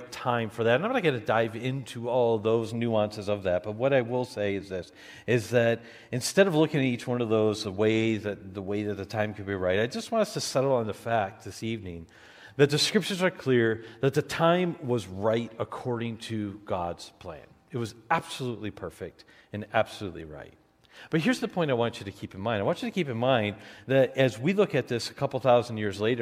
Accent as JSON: {"language": "English", "town": "Detroit", "region": "Michigan", "country": "United States", "moved": "as an adult", "lives_now": "Wisconsin, United States", "said": "I was going back to Detroit for Thanksgiving break"}